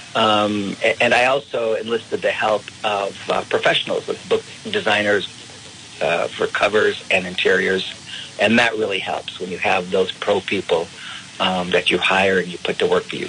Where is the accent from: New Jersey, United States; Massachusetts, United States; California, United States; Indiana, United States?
California, United States; moved away as an adult; also born or lived in Lubbock, Texas / Chicago, Illinois; now I'm back in my home state of California